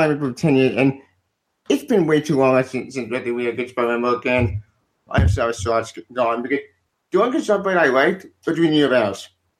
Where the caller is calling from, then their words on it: North Carolina, United States; North Carolina.